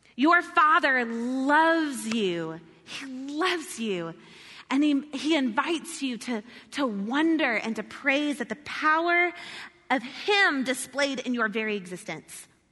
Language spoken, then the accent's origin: English; the South, United States; I'm from the South